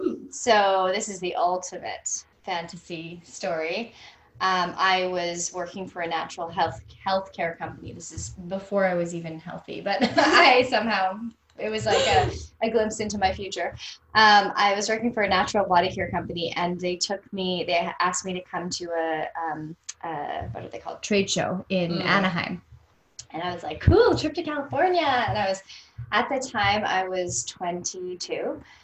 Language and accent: English; Canada; hey, I'm from Canada and UGG boots are really cool right now.